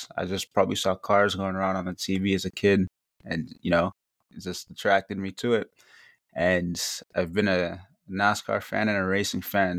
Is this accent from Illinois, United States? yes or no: no; Revere, Massachusetts, United States; I'm from Revere, Massachusetts